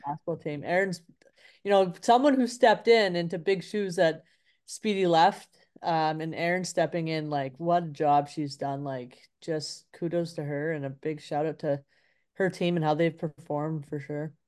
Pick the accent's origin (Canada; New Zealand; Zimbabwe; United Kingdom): Canada; Vancouver, British Columbia; moved away; I grew up in inner city Vancouver, East